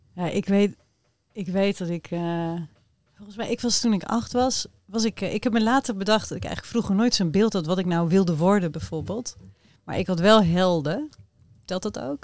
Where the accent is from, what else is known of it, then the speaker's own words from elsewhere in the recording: Rotterdam, South Holland, Netherlands; de kinderen in Rotterdam, in de buurten waar ik opgroeide